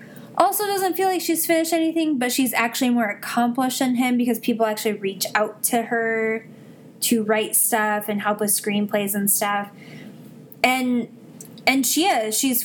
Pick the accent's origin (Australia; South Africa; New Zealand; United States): United States; Midwest; I'm from the Midwest